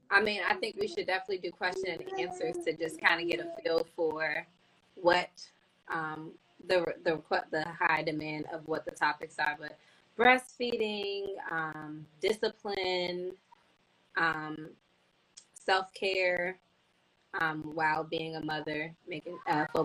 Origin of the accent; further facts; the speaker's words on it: Washington, District of Columbia, United States; now in North Carolina, United States; I am from Washington, D.C.